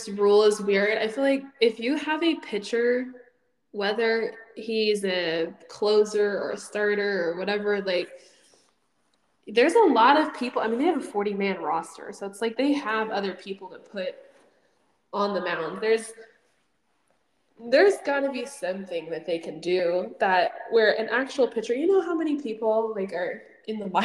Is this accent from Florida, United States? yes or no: no; Houston, Texas, United States; I'm from Houston. I live in Houston.